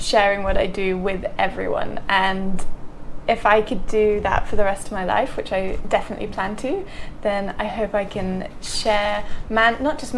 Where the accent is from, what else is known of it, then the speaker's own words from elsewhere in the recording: Oxfordshire, South East England, United Kingdom; moved away as an adult; also born or lived in Worcester; now in Maldives; in my countryside life that I've grown up in Oxfordshire